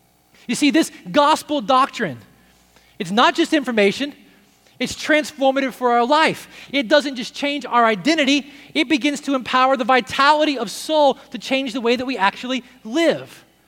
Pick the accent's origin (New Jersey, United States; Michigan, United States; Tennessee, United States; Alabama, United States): Tennessee, United States; Nashville; a Christianity like I grew up with in Nashville